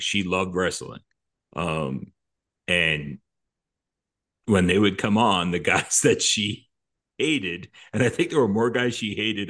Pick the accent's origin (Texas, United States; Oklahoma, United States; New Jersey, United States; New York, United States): New Jersey, United States; growing up in Jersey, the park lights went off at 10 p.m.